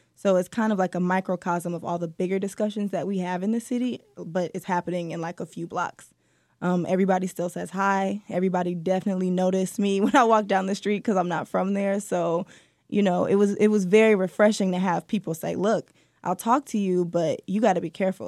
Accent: Detroit, Michigan, United States; I was born and raised here, and I'm so happy to be back in writing for the city

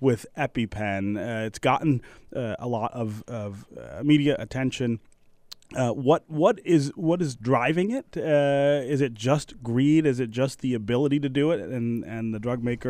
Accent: Detroit, Michigan, United States; the home where I was born on Detroit's west side

